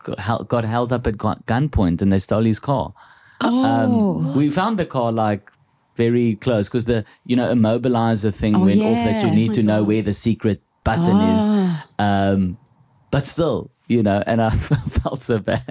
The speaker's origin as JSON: {"language": "English", "country": "South Africa", "accent": "Afrikaans", "said": "My Afrikaans accent's not that thick."}